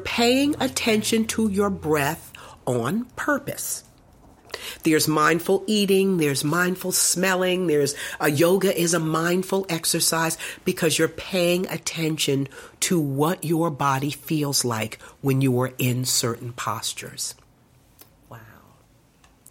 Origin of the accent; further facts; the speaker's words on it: United States; as African American women